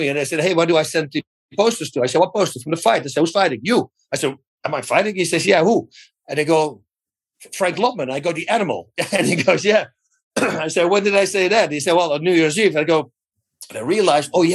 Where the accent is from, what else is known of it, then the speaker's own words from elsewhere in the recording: Netherlands; English is a second language; moved away as an adult; now in United States; I'm freaking in America right now. I'm from Holland. I moved here like in 97.